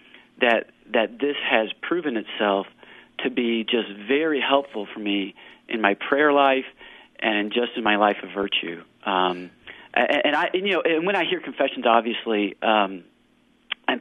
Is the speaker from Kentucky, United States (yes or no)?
yes; Kentucky, United States; moved away; also born or lived in California; I'm from Kentucky